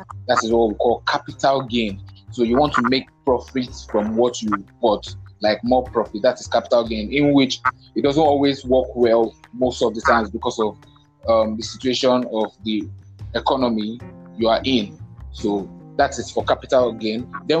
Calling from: Lagos, Nigeria; I am podcasting from Lagos.

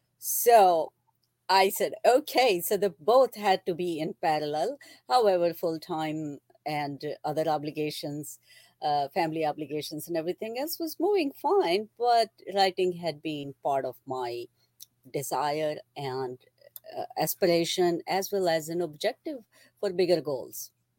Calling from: New Jersey, United States; I am in central New Jersey.

